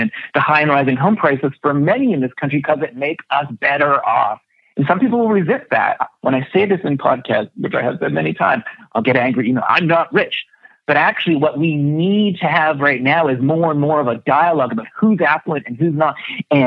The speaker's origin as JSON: {"language": "English", "country": "Canada", "tie": "born or raised there", "said": "I was born in Canada"}